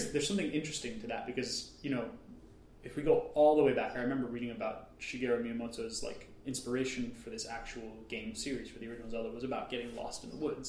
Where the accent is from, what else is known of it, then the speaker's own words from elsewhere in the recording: New York City, New York, United States; the nature that I've had growing up in New York City has been my parks